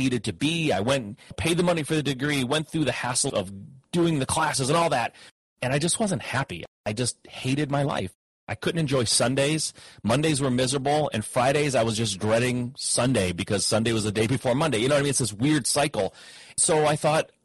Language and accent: English; Midwest, United States; I grew up in the Midwest, had parents that worked in the automotive industry